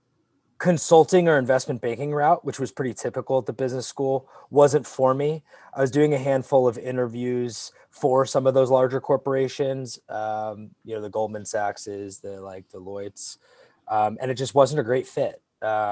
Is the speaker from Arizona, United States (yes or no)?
yes; Arizona, United States; moved away as an adult; also born or lived in Michigan; born and raised in Arizona